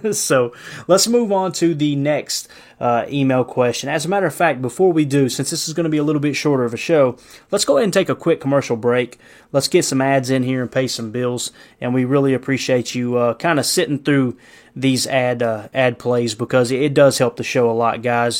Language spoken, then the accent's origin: English; Kentucky, United States; I'm from Kentucky